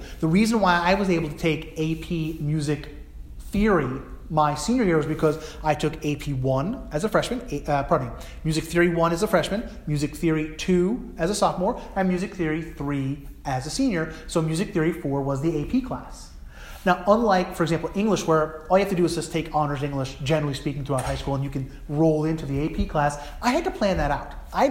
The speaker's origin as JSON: {"language": "English", "region": "New Jersey", "country": "United States", "tie": "born or raised there", "said": "New Jersey, I grew up in New Jersey"}